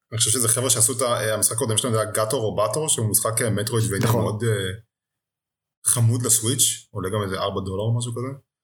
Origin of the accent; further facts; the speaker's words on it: Israel; בתור ישראלי